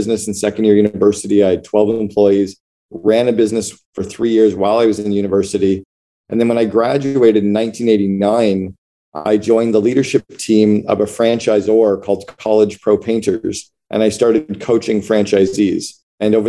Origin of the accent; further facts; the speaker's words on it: Northern Ontario, Canada; moved away; also born or lived in Seattle / Vancouver / Barbados; I grew up in Northern Ontario in Canada, in a city of about 80,000 people